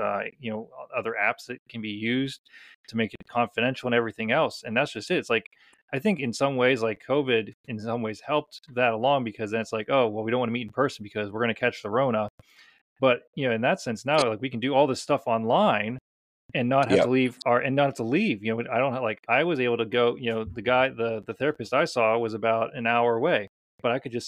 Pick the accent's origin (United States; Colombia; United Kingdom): United Kingdom; Scotland; oh yeah, I'm Scottish, I'm just going to tough through it